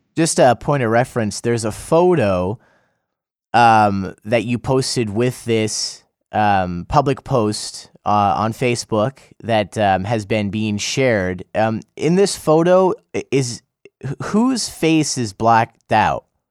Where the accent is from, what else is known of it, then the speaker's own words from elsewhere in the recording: United States; now in South Korea; I'm from the United States